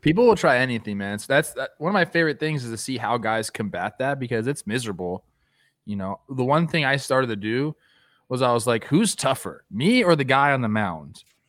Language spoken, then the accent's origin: English; Southern California, United States; I grew up in Southern California